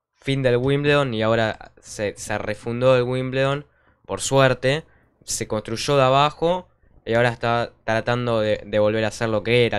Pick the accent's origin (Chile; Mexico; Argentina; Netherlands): Argentina; nosotros que somos de Argentina